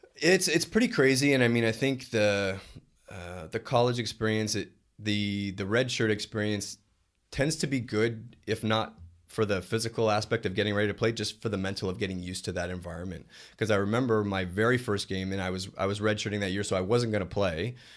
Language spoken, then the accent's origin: English; Canada; moved away as an adult; being a Canadian kid.